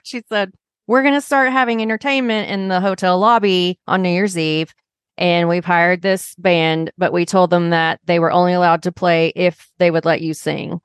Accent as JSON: {"language": "English", "region": "Arkansas", "country": "United States", "tie": "born or raised there", "also_born_or_lived": "Chicago", "moved": "yes", "said": "I grew up in Arkansas"}